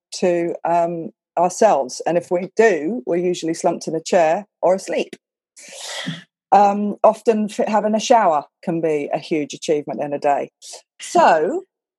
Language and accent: English; England, United Kingdom; moved away; also born or lived in Hong Kong; I'm from England